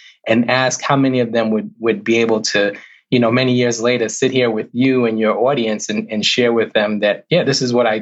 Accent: New York, United States; growing up in New York with friends of mine

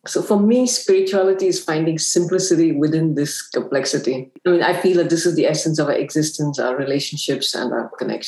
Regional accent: Singapore; also born or lived in Afghanistan; Afghanistan, where I spent most of my formative years, which was during the Soviet occupation. And I'm Singaporean.

